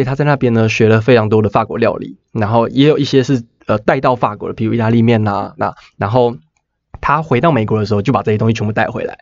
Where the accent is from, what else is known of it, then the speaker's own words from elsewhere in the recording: Taiwan; 身为一个台湾人